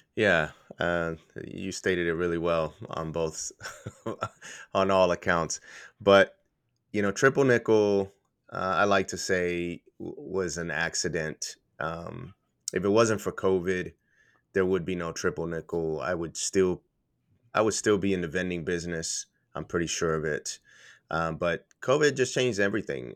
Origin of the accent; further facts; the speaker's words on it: Puerto Rico; moved away; I'm from Puerto Rico